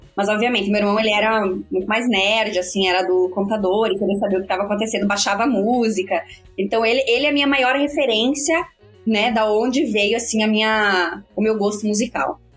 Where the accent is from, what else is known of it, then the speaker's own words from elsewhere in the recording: Chapecó, Santa Catarina, Brazil; Venho de Chapecó, Santa Catarina, que não tem tradição nenhuma no metal, no rock and roll